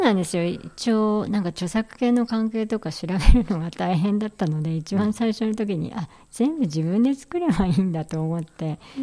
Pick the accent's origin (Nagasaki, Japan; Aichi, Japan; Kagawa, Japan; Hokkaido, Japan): Hokkaido, Japan; Makubetsu; 私の地元のあの帯広の隣町の幕別町